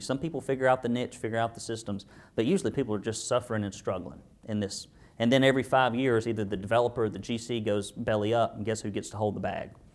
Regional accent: Arab, Alabama, United States; I grew up in Arab, Alabama

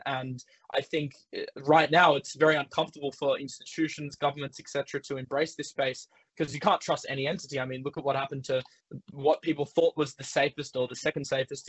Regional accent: Australia; as an Australian

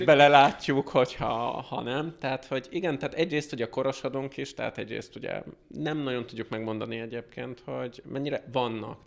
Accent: Hungary; moved away as an adult; now in United States

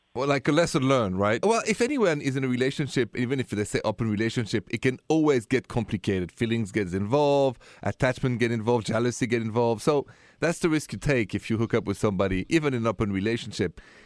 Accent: Paris, Île-de-France, France; now in United States; I come from Paris, and city of romance

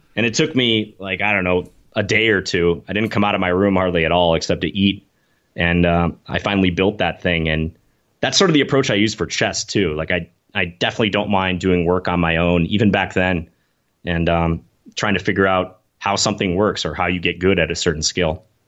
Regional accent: Minnesota, United States; born or raised there; moved away as an adult; also born or lived in New York City

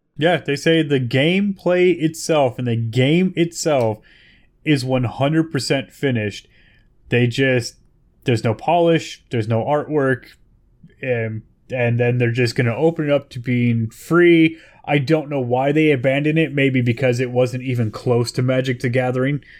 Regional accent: Bay Area, California, United States; I'm from the Bay Area, California

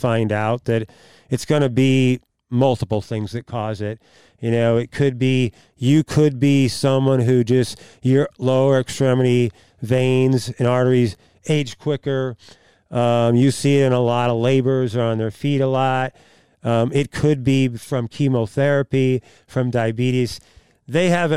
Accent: Oakville, Missouri, United States; I was born and raised in Oakville

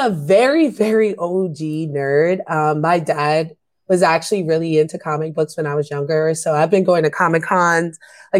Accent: New York City, New York, United States; I grew up in New York City.

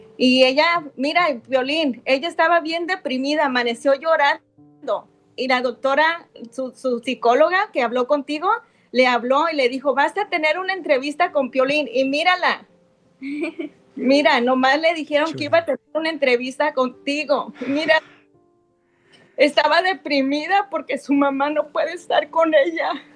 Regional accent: Ocotlán, Jalisco, Mexico; now in United States; Nosotros somos de Ocotlán también

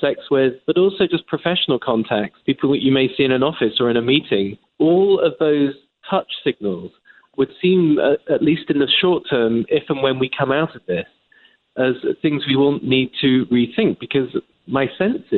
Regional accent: England, United Kingdom; moved away as an adult; now in United States; As an Englishman

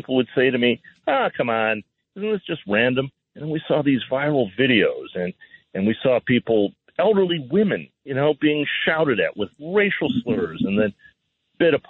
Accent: United States; also born or lived in California / Detroit; I was born here in the States

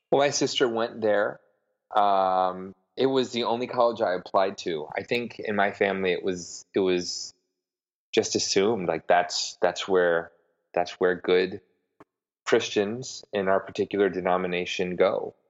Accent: Broadview, Illinois, United States; moved away as an adult; also born or lived in Oklahoma City, Oklahoma / Michigan; now in New York, United States; I am from uh, Broadview, Illinois, which is a small suburb right right on the border of the great Midwestern city of Chicago.

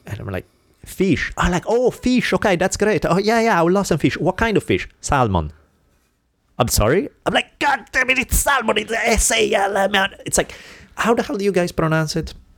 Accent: Italy; moved away; growing up in Italy

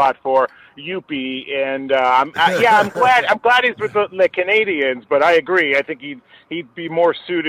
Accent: Chicago, Illinois, United States; growing up in Chicago, I'm a Sox fan

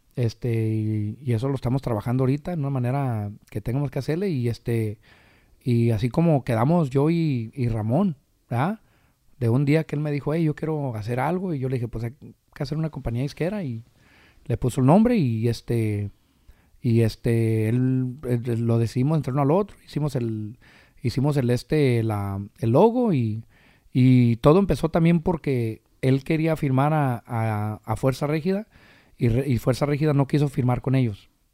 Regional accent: Michoacán, Mexico; soy michoacano hasta el tope.

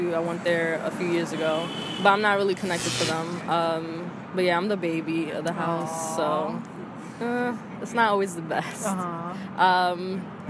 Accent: New York City, New York, United States; I'm from the Bronx, born and raised in the same apartment

